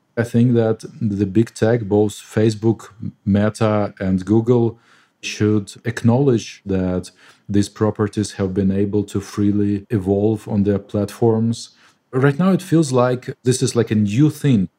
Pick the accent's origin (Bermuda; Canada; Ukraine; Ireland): Ukraine; Mykolaiv, Mykolaiv Oblast; now in Kyiv, Ukraine; Mykolaiv, which is my hometown